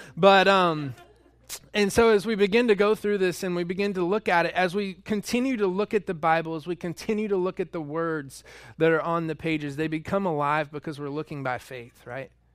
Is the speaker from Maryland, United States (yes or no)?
no; North Georgia, United States; moved away; I'm from North Georgia, and we have red clay there